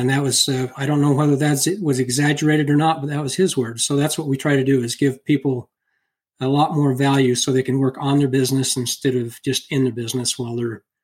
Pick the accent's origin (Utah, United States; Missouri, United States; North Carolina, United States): Utah, United States; Wasatch Front; also born or lived in Loa, Utah / Mapleton, Utah; I'm from Loa, Utah. That's where I was born and lived for a few years. I've grew up mostly, it's all here in Utah, but mostly along the Wasatch Front.